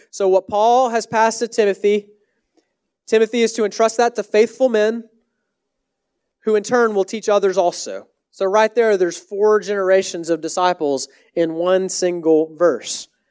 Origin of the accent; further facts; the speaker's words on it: Texas, United States; also born or lived in Canada; now in Washington, D.C., United States; I'm from Texas originally.